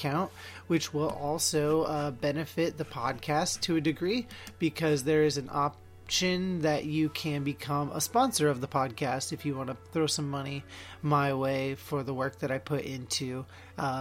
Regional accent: Oregon, United States; my home state of Oregon

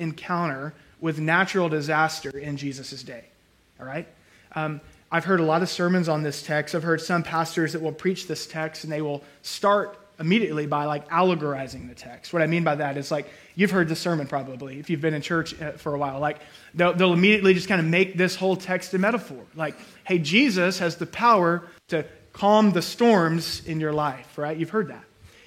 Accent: Texas Gulf Coast, United States; I grew up on the Texas Gulf Coast

